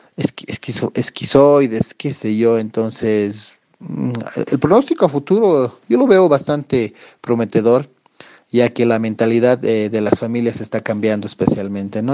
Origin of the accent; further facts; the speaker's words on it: Bolivia; yo ya llevo casi 12, 13 años ah, ejerciendo aquí en mi país